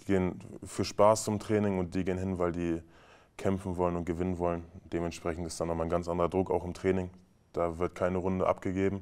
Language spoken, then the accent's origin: German; Braunschweig, Lower Saxony, Germany; moved away as an adult; now in Magdeburg, Germany; ich komme aus Braunschweig, bin gebürtiger Braunschweiger